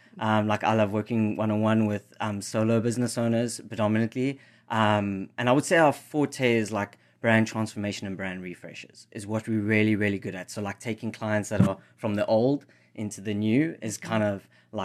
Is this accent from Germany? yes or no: no; South Africa; So it's actually a Zulu word from where I'm from South Africa. So okay. I wanted to bring some of my South African heritage into the brand.